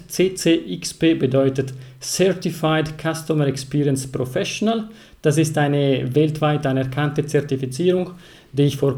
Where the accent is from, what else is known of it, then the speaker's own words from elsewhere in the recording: Ticino, Switzerland; German is a second language; ich komme aus Kanton Tessin. Das hört ihr gleich von meiner Stimme, von meiner Sprache